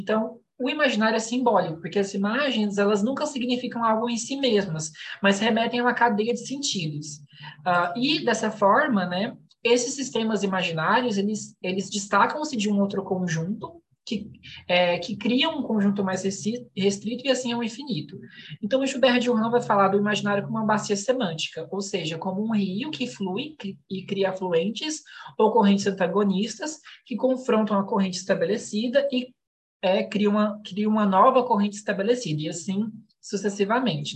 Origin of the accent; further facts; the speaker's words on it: Goiânia, Goiás, Brazil; eu sou de Goiânia